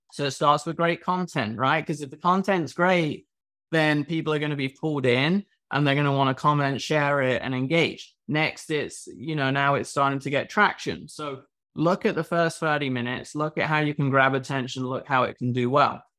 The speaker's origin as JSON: {"language": "English", "region": "England", "country": "United Kingdom", "moved": "yes", "lives_now": "Miami, United States", "said": "I'm from England"}